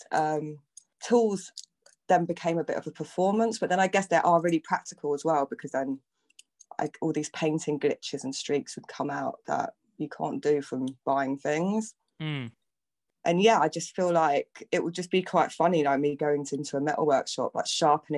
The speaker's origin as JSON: {"language": "English", "region": "London", "country": "United Kingdom", "tie": "born or raised there", "said": "I grew up in London my whole life. So I think I came here like when I was a baby. And I grew up in North London."}